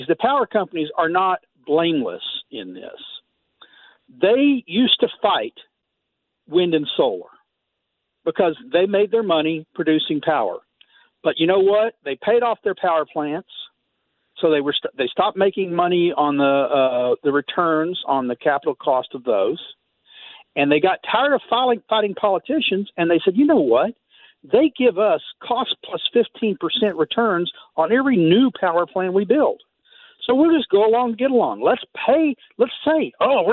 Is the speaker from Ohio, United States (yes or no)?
no; Texas, United States; I grew up in Texas.